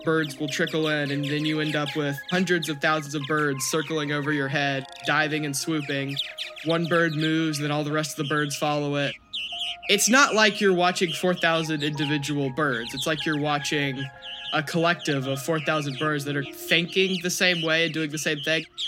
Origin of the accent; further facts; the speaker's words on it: Austin, Texas, United States; I am from Austin, Texas, was born and raised here